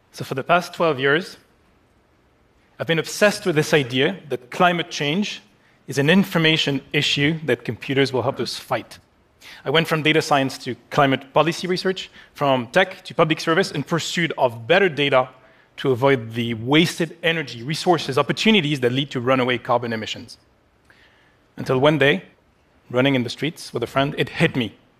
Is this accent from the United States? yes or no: no; Paris, Île-de-France, France; my hometown of Paris